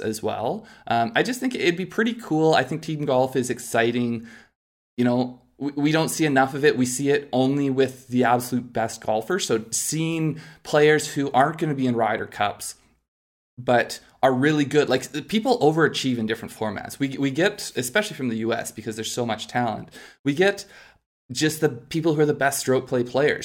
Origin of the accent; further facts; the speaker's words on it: Canada; we're Canadian